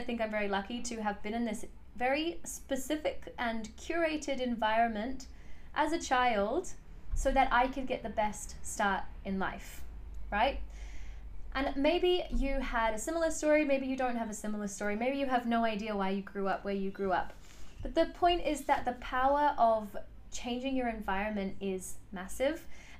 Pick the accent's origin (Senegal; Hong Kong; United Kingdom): United Kingdom; England; But essentially, what happened is I was born in England. My parents are from South Africa. And when they decided to move to England, they very carefully chose the suburb that they would live